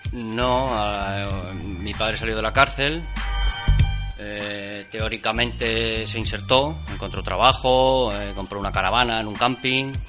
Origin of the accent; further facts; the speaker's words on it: Barcelona, Catalonia, Spain; moved away as an adult; now in Villarreal, Spain; nací en Barcelona, eh, llevo ya 20 años viviendo en Villarreal